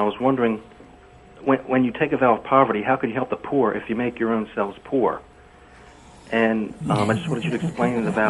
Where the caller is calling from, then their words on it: Maryland, United States; And I'm calling from Maryland.